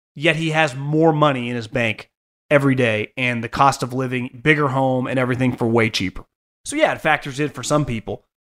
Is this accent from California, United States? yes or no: yes; Northern California, United States; I'm born and raised in Northern California